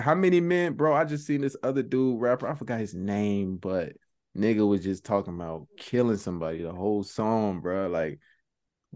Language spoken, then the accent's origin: English; Georgia, United States; I was from Georgia